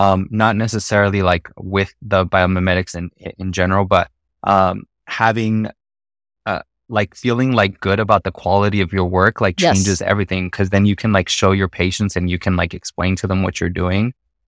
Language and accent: English; Mexico; accent: Mexican; my Mexican accent is coming out a little bit.